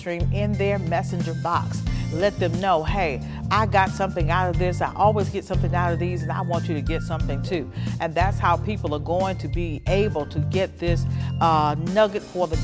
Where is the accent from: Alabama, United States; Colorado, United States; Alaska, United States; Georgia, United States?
Alabama, United States; Birmingham; I grew up in Birmingham, Alabama